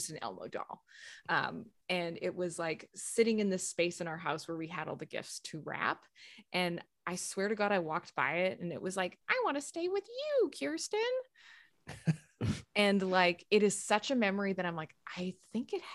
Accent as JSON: {"language": "English", "region": "Saskatchewan", "country": "Canada", "tie": "born or raised there", "moved": "yes", "lives_now": "Toronto, Canada", "said": "I grew up in Saskatchewan and we lived for a while at the top of this valley"}